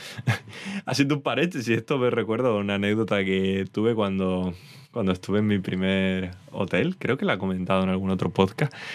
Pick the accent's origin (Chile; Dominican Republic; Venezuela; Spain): Spain; Canary Islands; soy canario